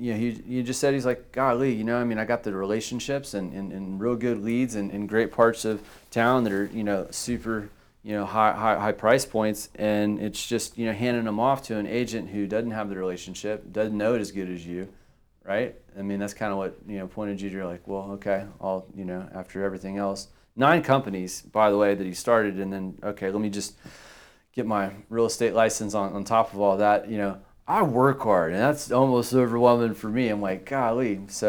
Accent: Victoria, Texas, United States; born and raised in Victoria.

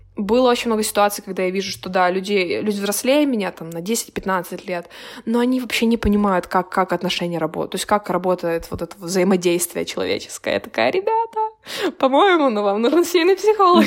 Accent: Kyiv, Ukraine; moved away; я из Украины

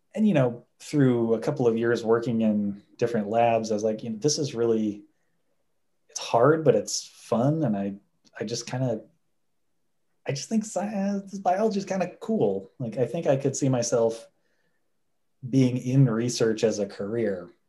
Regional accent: Indianapolis, Indiana, United States; I'm from Indianapolis, it's in state, so the tuition was not bad.

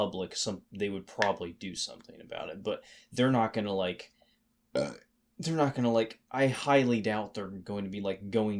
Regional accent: United States

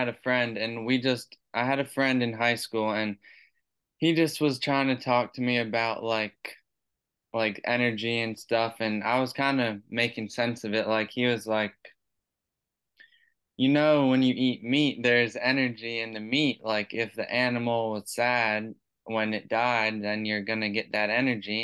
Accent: Maryland, United States; moved away as an adult; now in Ware Shoals, United States; I'm actually originally from Maryland, but I moved down here in the middle of 2021

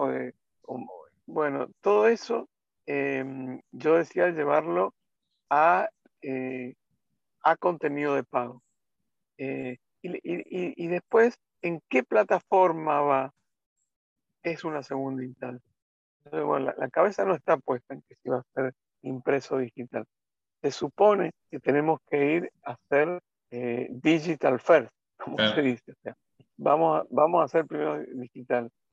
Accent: Mendoza, Argentina; moved away as an adult; also born or lived in Buenos Aires; Yo soy mendocino

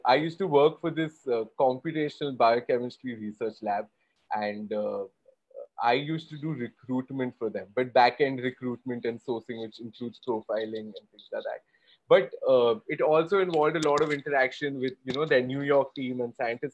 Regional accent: Kolkata, West Bengal, India; I did a lot of theater growing up in Calcutta

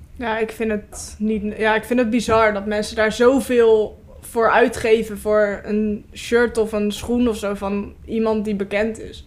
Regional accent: Vlaardingen, South Holland, Netherlands; ik kom uit Vlaardingen

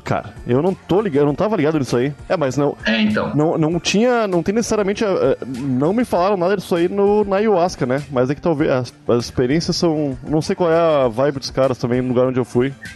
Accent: Rio Grande do Sul, Brazil; now in Rio de Janeiro, Brazil; eu sou gaúcho

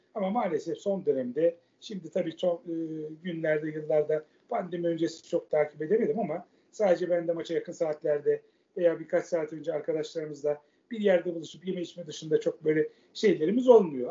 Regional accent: Istanbul, Turkey; also born or lived in Göztepe, Kadıköy, Istanbul; Ben Fatih doğumluyum. Anne tarafım çünkü İstanbul Fatihlidir. E, Fatih'te doğdum. 12 yaşına kadar oradaydım.

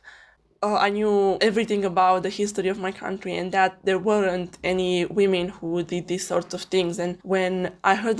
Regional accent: Alba Iulia, Alba County, Romania; I live in Alba Iulia, Romania, a quite small town with 40,000 people.

